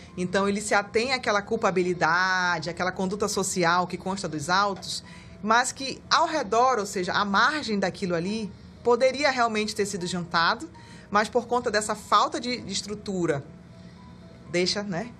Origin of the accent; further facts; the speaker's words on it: Amapá, Brazil; also born or lived in Pará; now in Manaus, Brazil; Quando eu cheguei em Manaus, eu sou amapaense, então uhum. eu morei também na, no Pará